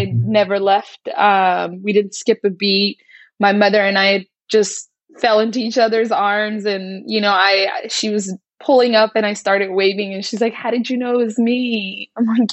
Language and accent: English; United States; I'm very American with like Somali spiciness